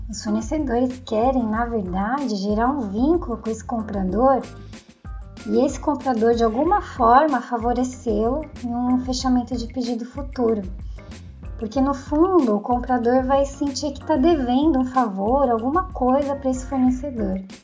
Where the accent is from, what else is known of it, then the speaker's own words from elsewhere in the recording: São Paulo, Brazil; eu sou de São Paulo